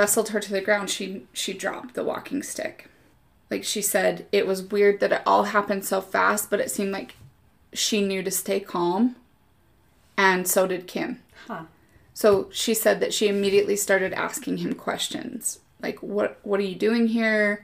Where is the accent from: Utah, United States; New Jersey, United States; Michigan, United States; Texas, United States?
Utah, United States; we're from Utah. We say creek